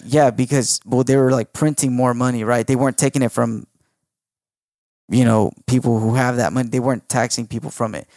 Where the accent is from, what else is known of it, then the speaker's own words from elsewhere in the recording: United States; I was born in America